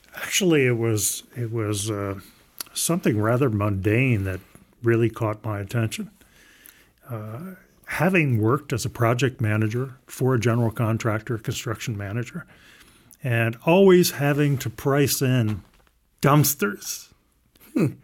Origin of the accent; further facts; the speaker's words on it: southern Maryland, United States; I grew up in southern Maryland